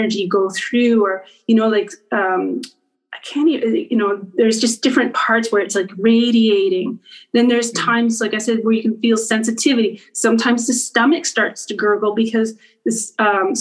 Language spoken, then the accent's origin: English; Winnipeg, Manitoba, Canada; moved away; also born or lived in New York; I grew up in Winnipeg, Manitoba.